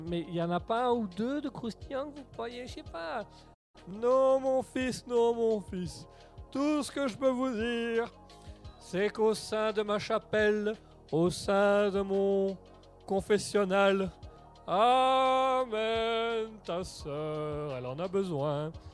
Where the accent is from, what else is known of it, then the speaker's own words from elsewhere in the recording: Belgium; on aime bien ici euh, parler comme en tant que belge, là, on aime bien parler un petit peu de ce qui se passe en Belgique